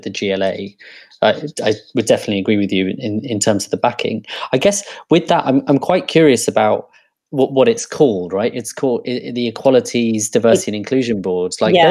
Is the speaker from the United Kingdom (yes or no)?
yes; London, United Kingdom; a middle-class brown person growing up in Harrow